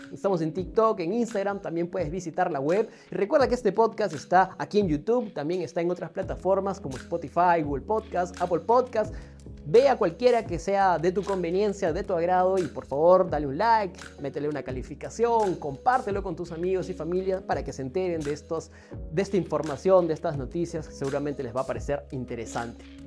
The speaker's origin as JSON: {"language": "Spanish", "country": "Peru", "said": "nosotros como peruanos"}